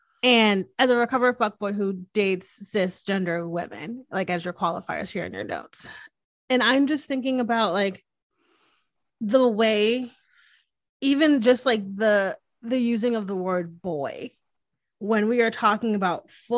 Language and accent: English; Northeast, United States; Oh yeah, I swear I can say. I'm from the Northeast. I swear I can freaking say.